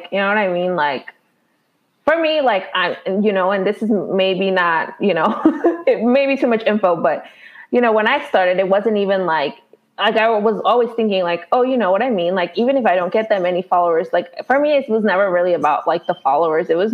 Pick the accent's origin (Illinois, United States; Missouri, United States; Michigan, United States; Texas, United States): Illinois, United States; Chicago; I live in Illinois, right? So I'm from Chicago